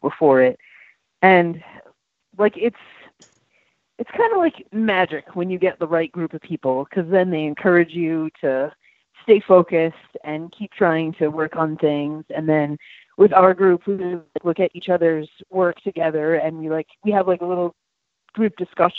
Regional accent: Willimantic, Connecticut, United States; now in Norwich, United States; I grew up in Willimantic, and then I live in Norwich now

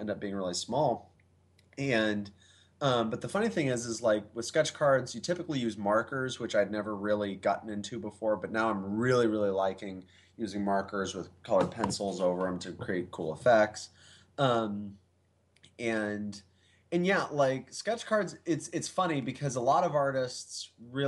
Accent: Kansas, United States; moved away as an adult; now in Michigan, United States; I was raised in Kansas

